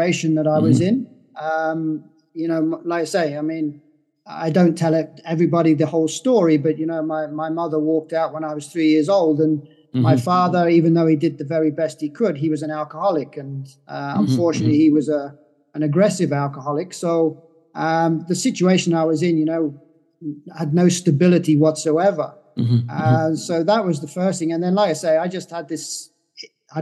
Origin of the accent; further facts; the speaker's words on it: Guernsey; when I was born in Guernsey, I came from a very dysfunctional family